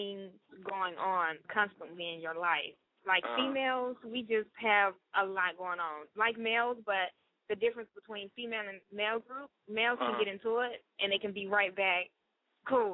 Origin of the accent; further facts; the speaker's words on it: Atlanta, Georgia, United States; I'm from Atlanta, Georgia, born and raised